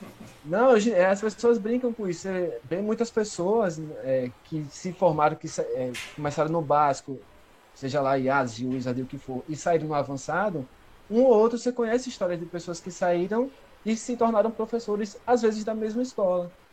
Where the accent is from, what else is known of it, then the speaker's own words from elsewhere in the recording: Brazil; nunca saí do Brasil